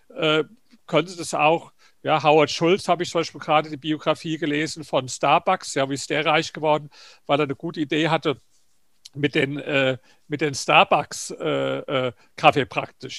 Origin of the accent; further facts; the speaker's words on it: Germany; bei uns in Deutschland